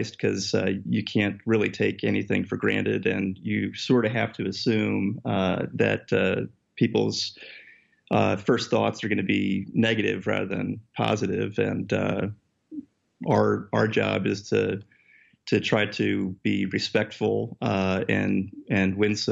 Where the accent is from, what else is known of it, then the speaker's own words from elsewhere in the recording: Connecticut, United States; moved away as an adult; now in New York City, United States; I grew up in Connecticut myself, so this is sort of home turf for me.